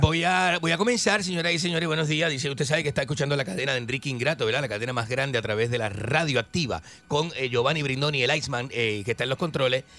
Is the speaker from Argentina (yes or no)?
yes; Argentina; moved away; also born or lived in Chile / Panama / Miami / Los Angeles; yo soy argentino